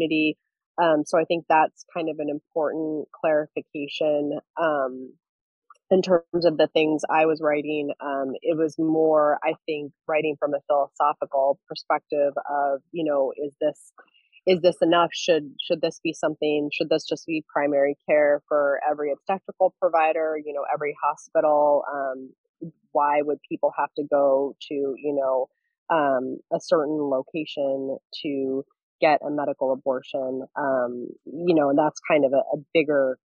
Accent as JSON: {"language": "English", "area": "Central Valley", "region": "California", "country": "United States", "tie": "born or raised there", "moved": "yes", "lives_now": "Central Coast, California, United States", "said": "I grew up in the Central Valley"}